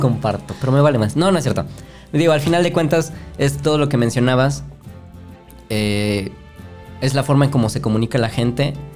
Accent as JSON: {"language": "Spanish", "country": "Mexico", "said": "nosotros como mexicanos"}